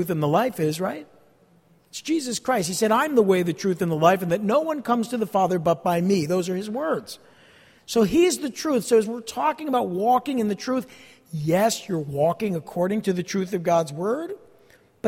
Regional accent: East Rutherford, New Jersey, United States; I grew up in this area. I grew up in East Rutherford

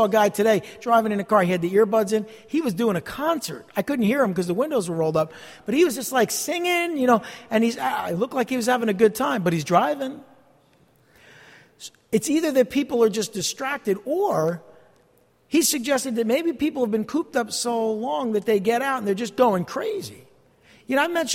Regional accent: East Rutherford, New Jersey, United States; I grew up in this area. I grew up in East Rutherford

